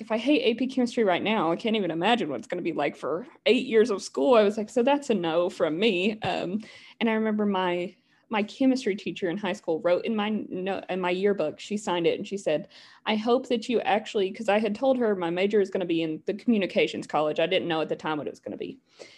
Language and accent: English; Appalachia, United States; my accent is still here, but not nearly as thick as a lot of people from where I'm from. But literally somebody just pointed it out in one of my classes the other day. She was like, I can hear that you're from Appalachia.